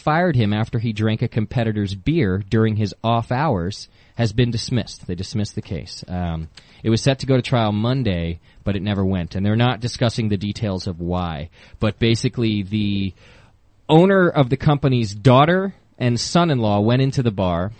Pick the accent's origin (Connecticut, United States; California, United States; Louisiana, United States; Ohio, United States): Connecticut, United States; moved away; I was born in Connecticut. My family still lives there